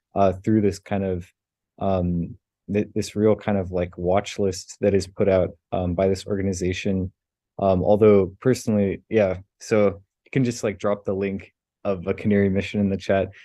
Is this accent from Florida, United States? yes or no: yes; South Florida, United States; I grew up in South Florida